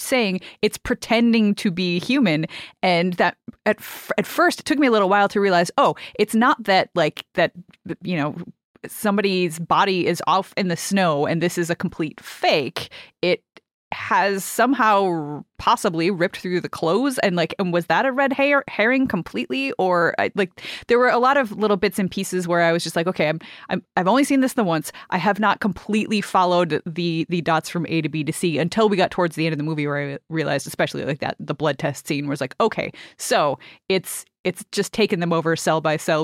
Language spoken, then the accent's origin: English; Canada; as a Canadian